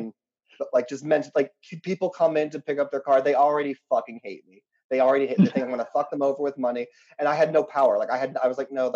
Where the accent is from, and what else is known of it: West Virginia, United States; born or raised there; also born or lived in Pittsburgh; now in Chicago, United States